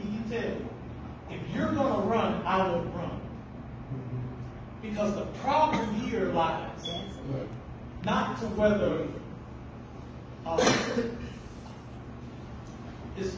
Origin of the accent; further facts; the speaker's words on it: Clanton, Alabama, United States; I grew up right here in Clinton. I grew up in the West End